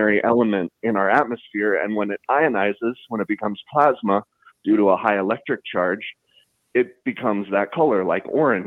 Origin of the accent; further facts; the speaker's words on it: Taos, New Mexico, United States; I grew up in northern New Mexico. I'm originally from Taos